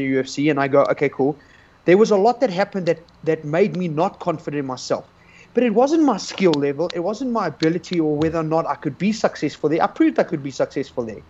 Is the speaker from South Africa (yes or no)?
yes; South Africa